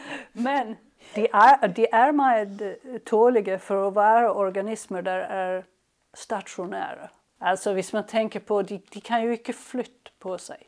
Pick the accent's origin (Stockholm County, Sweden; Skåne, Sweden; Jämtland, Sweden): Skåne, Sweden; Helsingborg; moved away; also born or lived in Lund, Sweden; jag kommer från Helsingborg och eh, där jag växte upp